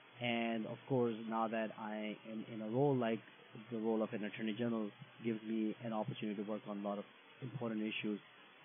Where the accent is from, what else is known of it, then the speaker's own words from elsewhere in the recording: Ottawa, Ontario, Canada; So I'm from Ottawa and I represent downtown Ottawa